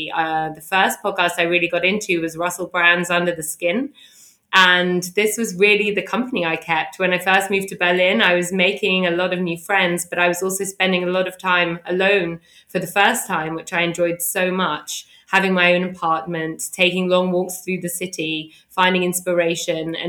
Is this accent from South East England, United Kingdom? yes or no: no; London, United Kingdom; I grew up in London